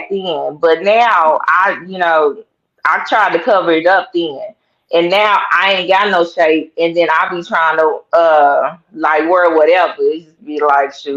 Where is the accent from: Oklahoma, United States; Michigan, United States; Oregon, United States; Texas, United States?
Oklahoma, United States; Tulsa; I grew up and was born in Tulsa, Oklahoma